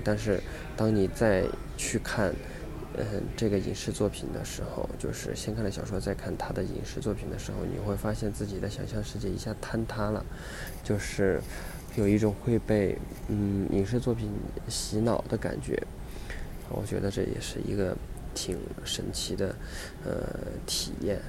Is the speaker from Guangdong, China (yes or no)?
no; Sichuan, China; accent: Sichuanese; 我说四川话